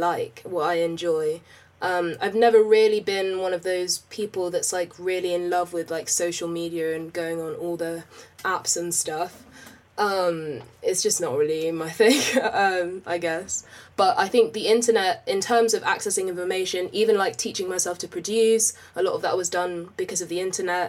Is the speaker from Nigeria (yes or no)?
no; London, United Kingdom; I grew up in West London, literally all my life. Literally lived in the same house all my life.